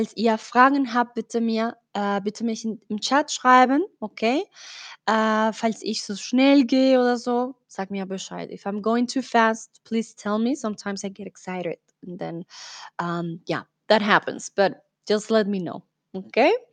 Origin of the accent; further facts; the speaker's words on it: Colombia; soy de Colombia.